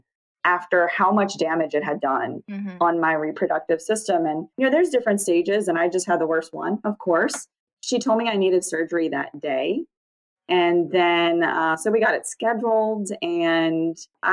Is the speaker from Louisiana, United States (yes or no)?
yes; New Orleans, Louisiana, United States; now in Mandeville, United States; So I grew up right outside of New Orleans. Now I live across the North Shore from New Orleans.